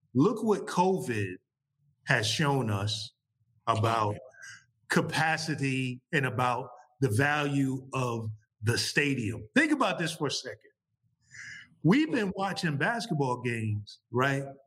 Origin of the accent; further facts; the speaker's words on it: New York City, New York, United States; I grew up playing ball uh, growing up in New York City